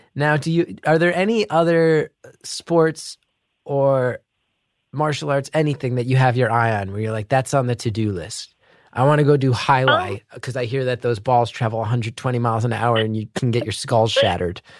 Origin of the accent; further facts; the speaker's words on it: New Jersey, United States; growing up in North Jersey